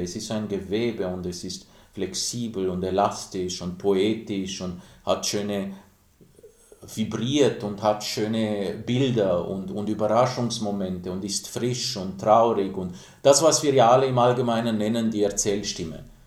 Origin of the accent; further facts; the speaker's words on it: Timișoara, Timiș County, Romania; moved away; Ich bin in Timisoara aufgewachsen, mittendrin am Bahnhof